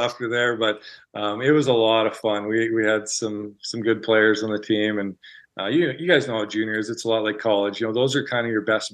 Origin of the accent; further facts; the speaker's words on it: Winkler, Manitoba, Canada; also born or lived in Brandon, Manitoba; I grew up on a farm just outside Winkler.